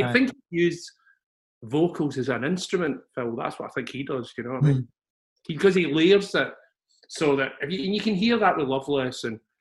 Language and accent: English; Glasgow, Scotland, United Kingdom; now in England; I don't come from the roughest bit of Glasgow. I mean, all Glasgow's pretty rough ultimately, but I come from Mount Florida.